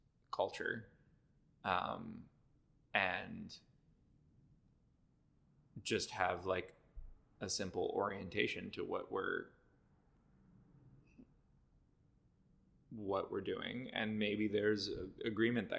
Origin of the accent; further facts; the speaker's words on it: Cleveland, Ohio, United States; now in Boston, United States; I grew up in Cleveland